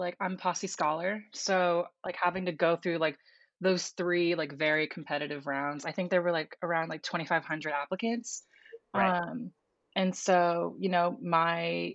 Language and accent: English; Southern California, United States; I am from Southern California.